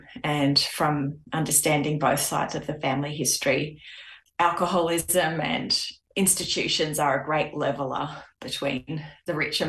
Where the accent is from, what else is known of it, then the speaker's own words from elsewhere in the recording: Kandos, New South Wales, Australia; also born or lived in Sydney, Australia; Aboriginal family born around the Mudgee area. And also my hometown that I currently spend a lot of time in is Candos, 60 kilometres from Mudgee.